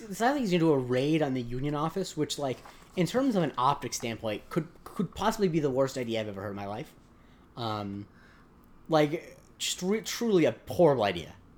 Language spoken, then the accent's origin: English; Southwest Florida, United States; I'm from Southwest Florida